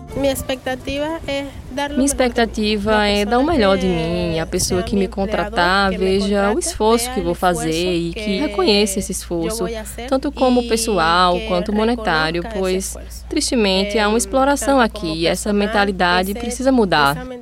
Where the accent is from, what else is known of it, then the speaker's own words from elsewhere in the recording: Venezuela; Portuguese is a second language; moved away as an adult; now in Paraíba, Brazil; quando saí da Venezuela